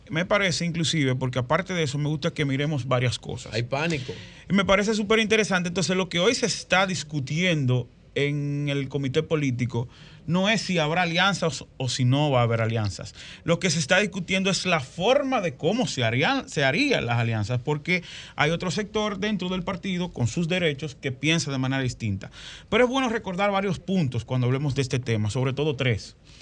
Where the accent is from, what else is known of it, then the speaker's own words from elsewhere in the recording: San Cristóbal, Dominican Republic; al lado donde yo nací, que es el sector de Villa Valdés en San Cristóbal